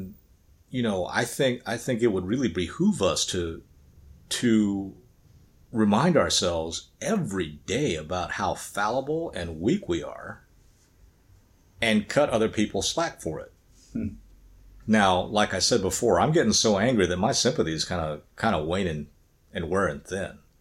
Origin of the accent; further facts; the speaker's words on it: the Bible Belt, Southern United States, United States; as a young child growing up in the Bible Belt